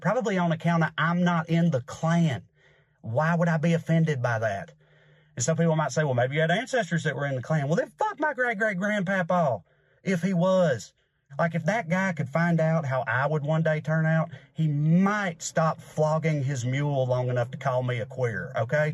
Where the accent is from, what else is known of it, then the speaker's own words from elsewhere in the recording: the South, United States; I grew up white in the South